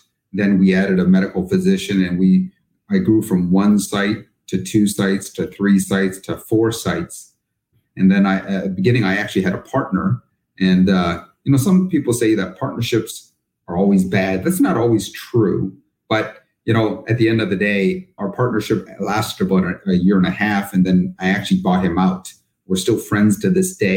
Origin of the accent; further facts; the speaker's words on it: Canada; moved away as an adult; now in United States; I'm actually originally from Canada